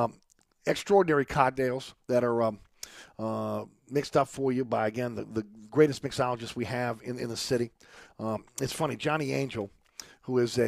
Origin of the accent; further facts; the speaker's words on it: New Orleans, Louisiana, United States; I grew up in Uptown New Orleans long before it became, again, a place for the New Orleans rich and elite, right? My little house on Webster Street was a little small shotgun house